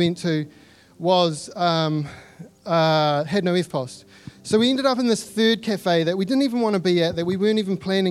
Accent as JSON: {"language": "English", "country": "New Zealand", "accent": "Kiwi", "said": "my Kiwi accent."}